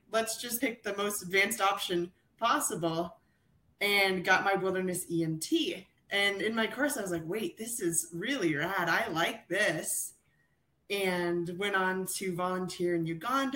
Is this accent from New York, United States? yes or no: no; Seattle, Washington, United States; I grew up in the Seattle area with my family